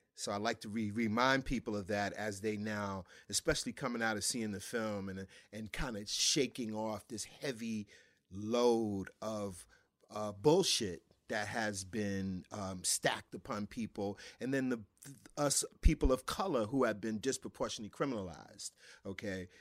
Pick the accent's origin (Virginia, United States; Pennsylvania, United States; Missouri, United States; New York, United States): New York, United States; growing up in New York